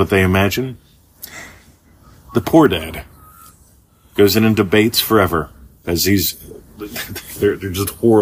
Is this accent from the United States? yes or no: yes; United States; moved away as an adult; now in Australia; Growing up in America